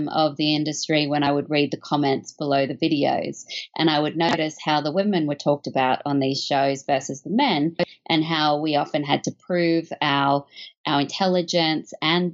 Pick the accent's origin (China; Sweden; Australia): Australia; moved away; as you can probably tell from my accent, I'm not from America. I was born in Australia, where I grew up on a steady diet of classic films